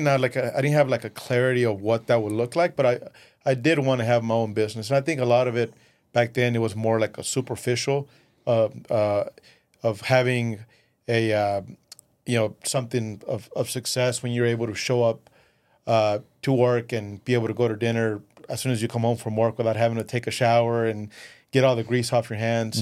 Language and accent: English; West Texas, United States; first language Spanish; English is a second language; also born or lived in Mexico / Midland, Texas; we moved to the U S when I was eleven. Uh, raised in West Texas, you know, everywhere I go, it doesn't matter any part of the world, I always say I'm a, I'm a West Texas, you know, Odessa, Midland guy